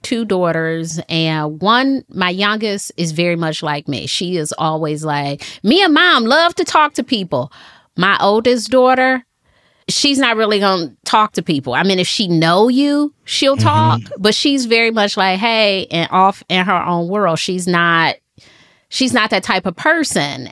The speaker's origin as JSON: {"language": "English", "town": "Detroit", "region": "Michigan", "country": "United States", "moved": "yes", "lives_now": "Charlotte, United States", "said": "I moved to Charlotte from Detroit. I'm from Detroit. I moved to Charlotte 2009"}